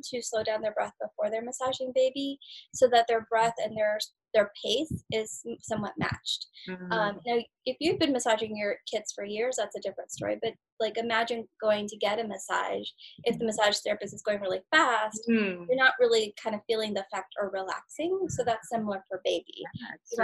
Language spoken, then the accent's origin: English; India; now in United States; I'm from India